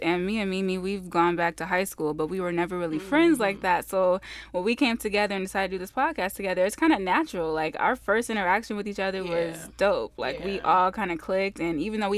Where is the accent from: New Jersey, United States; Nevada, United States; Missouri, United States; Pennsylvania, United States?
Nevada, United States; Las Vegas; also born or lived in Rochester, New York; I've grown up in Las Vegas. I've been here pretty much all of my life